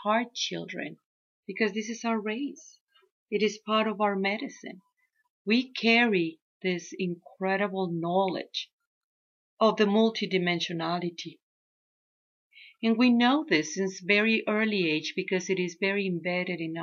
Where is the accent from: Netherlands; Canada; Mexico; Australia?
Mexico; first language Spanish; English is a second language; now in United States; I'm Mexican